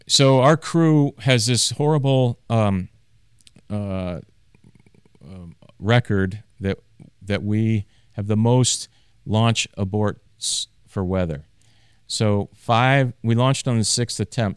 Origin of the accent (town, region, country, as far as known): Maine, United States; born or raised there; moved away